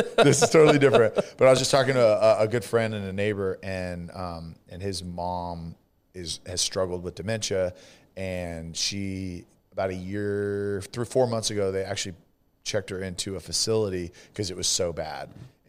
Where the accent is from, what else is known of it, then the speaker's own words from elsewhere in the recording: California, United States; California, same.